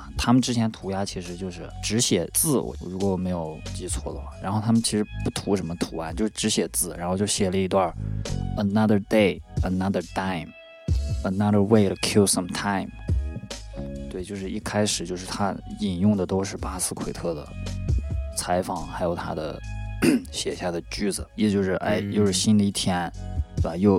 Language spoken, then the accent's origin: Chinese; China; 咱们作为中国人，